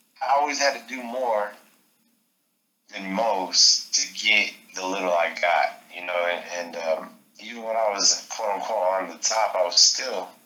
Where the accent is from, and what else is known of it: New Mexico, United States